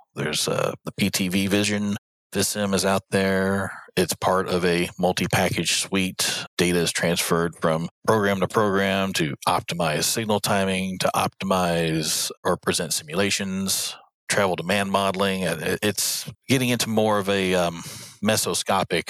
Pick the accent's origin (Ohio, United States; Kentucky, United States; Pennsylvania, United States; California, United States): Kentucky, United States; Louisville; the city of Louisville which is my hometown